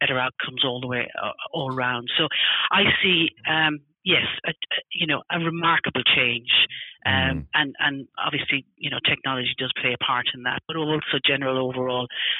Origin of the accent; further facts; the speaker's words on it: Ireland; also born or lived in United States; now in United Kingdom; I'm obviously originally from Ireland